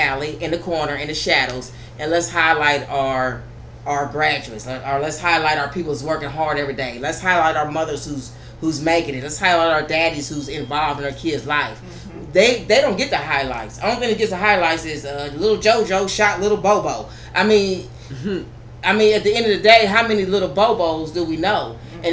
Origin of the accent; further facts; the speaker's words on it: United States; we live in America. We are American citizens